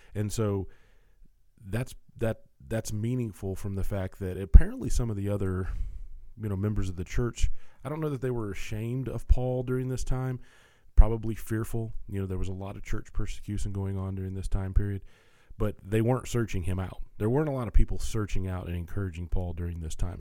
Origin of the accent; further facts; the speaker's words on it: Tennessee, United States; I'm a Tennessean. I'm recording this from Nashville, Tennessee